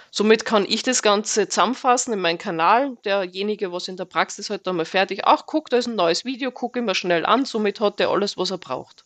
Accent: Austria; moved away as an adult; now in Fernwald, Germany; bin gebürtige Österreicherin, bin seit zwölf Jahren hier in Deutschland

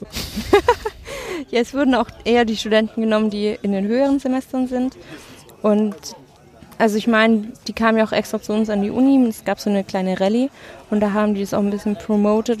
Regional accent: Schwäbisch Gmünd, Baden-Württemberg, Germany; moved away as an adult; now in Erlangen, Germany; ursprünglich komme ich Richtung Stuttgart bei Schwäbisch Gmünd, aber studieren tue ich noch in Erlangen

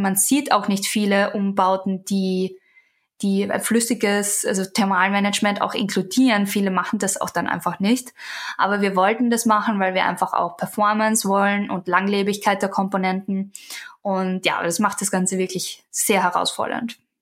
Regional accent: Austria; now in United States; Ich bin ja aus Österreich

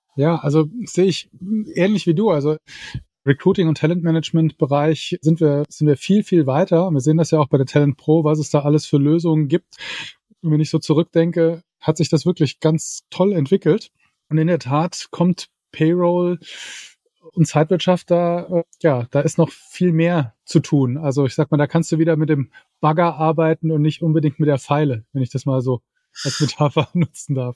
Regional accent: Saarland, Germany; ich bin ja Saarländer

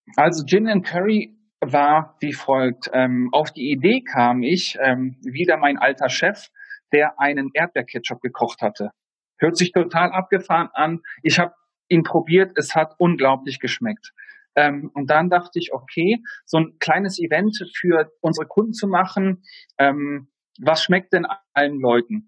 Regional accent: Kassel, Hesse, Germany; moved away as an adult; also born or lived in Düsseldorf; now in Heidelberg, Germany; Ich bin 1989 in Kassel geboren, habe dort meine Lehre als Hotelfachmann gemacht

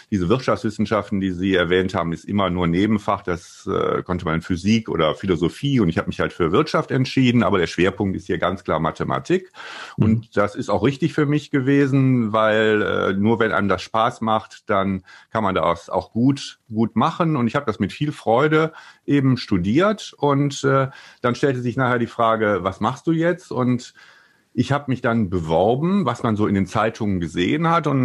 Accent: Wuppertal, North Rhine-Westphalia, Germany; also born or lived in Wiesbaden; ich bin ja gebürtiger Rheinländer aus Wuppertal und bin dann äh, nach Wiesbaden gezogen

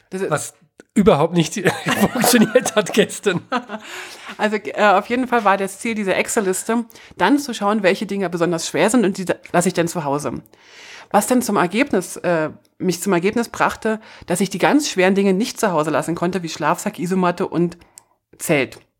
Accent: Germany; Das ist für, für, für mich als Deutsche ein bisschen äh, schwierig zu verstehen

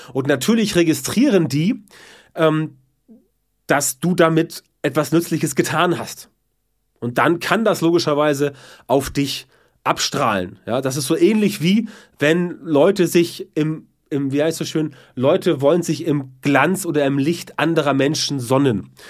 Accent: the North, Northern Germany, Germany

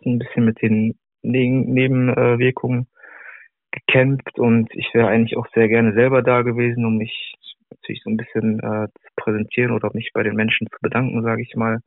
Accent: Dortmund, North Rhine-Westphalia, Germany; hier bei uns in Dortmund

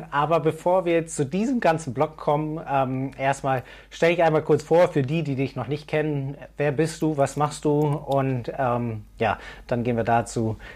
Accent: Berlin, Germany; Aber Gude finde ich äh, so als Berliner und jetzt doch eher so ein bisschen als Norddeutscher immer so ein bisschen merkwürdig.

